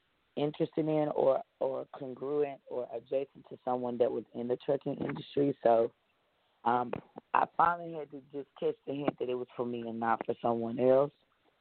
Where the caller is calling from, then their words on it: Dallas, Texas, United States; I'm calling from Dallas, Texas.